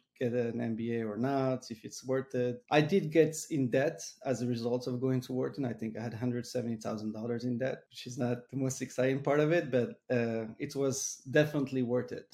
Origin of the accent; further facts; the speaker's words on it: Morocco; moved away; also born or lived in Montreal; I was born and raised in Morocco. Eventually I've moved to Montreal